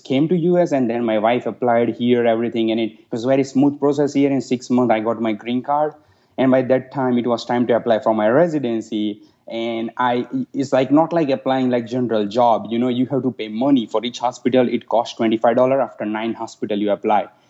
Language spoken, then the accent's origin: English; India; moved away as an adult; also born or lived in Russia; now in United States; I was born and raised in India